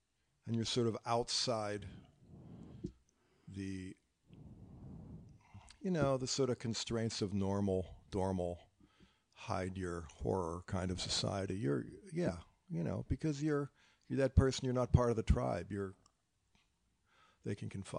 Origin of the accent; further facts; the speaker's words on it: the South, United States; But I'm from the South.